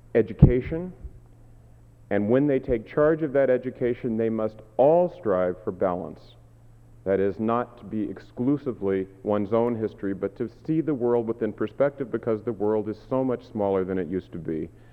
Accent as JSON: {"language": "English", "town": "Tacoma", "region": "Washington", "country": "United States", "tie": "born or raised there", "said": "I grew up part of the time in Tacoma, Washington, where my grandmother still lives."}